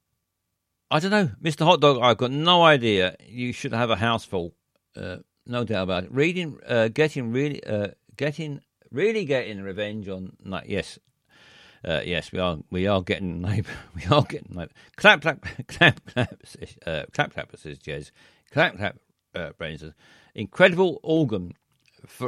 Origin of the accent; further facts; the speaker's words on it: London, United Kingdom; I was born here. I was born in South London